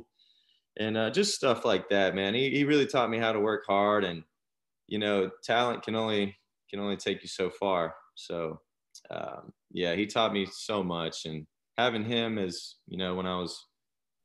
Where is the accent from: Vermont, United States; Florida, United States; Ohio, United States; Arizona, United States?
Florida, United States; Panama City; I'm from Panama City, Florida. Grew up there, started playing T-ball